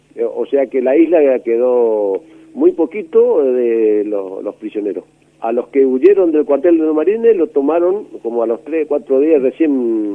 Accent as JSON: {"language": "Spanish", "town": "Ituzaingó", "region": "Corrientes", "country": "Argentina", "tie": "born or raised there", "said": "Yo nací en Ituzaingó, provincia de Corrientes."}